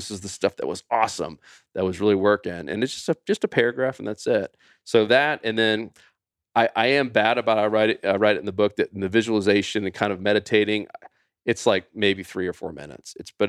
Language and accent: English; Winter Haven, Florida, United States; we grew up bass fishing in Winter Haven, Florida